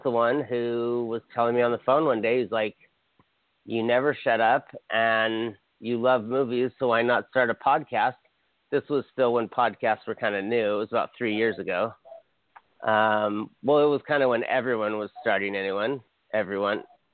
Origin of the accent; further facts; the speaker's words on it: Hawaii, United States; I'm from Hawaii